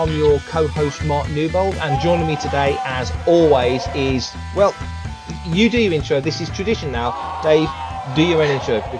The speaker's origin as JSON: {"language": "English", "region": "England", "country": "United Kingdom", "said": "because I'm English"}